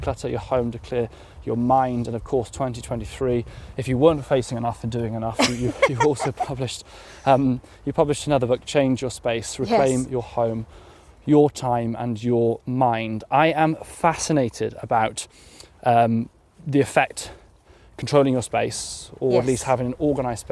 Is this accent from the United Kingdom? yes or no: yes; Wales, United Kingdom; Growing up in Wales